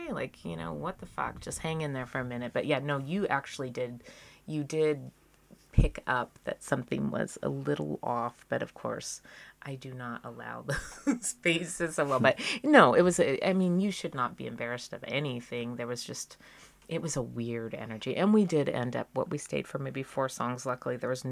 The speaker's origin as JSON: {"language": "English", "town": "Reno", "region": "Nevada", "country": "United States", "tie": "born or raised there", "also_born_or_lived": "Seattle", "said": "growing up in Reno and being in the Seattle-ish grunge scene in the 90s"}